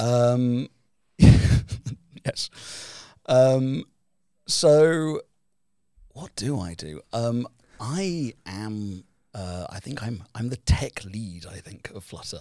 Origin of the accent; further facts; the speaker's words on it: United Kingdom; now in Helsinki, Finland; we are both British